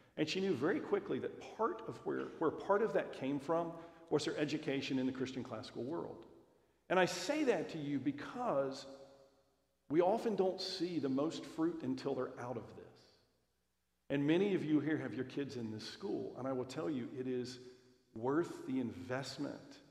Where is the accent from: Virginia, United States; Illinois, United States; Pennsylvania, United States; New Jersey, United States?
Virginia, United States; Roanoke; my wife and I both grew up in Roanoke. I'm one of five, she's one of five. Our hometown